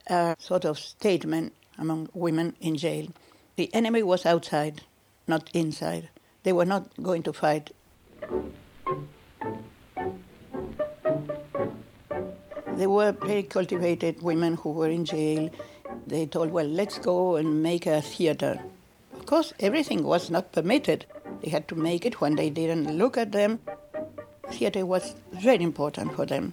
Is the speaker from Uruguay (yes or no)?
yes; Montevideo, Uruguay; moved away as an adult; also born or lived in Spain / Canada / Switzerland; I'm Uruguayan. I was born in Montevideo, and I live now in Montevideo too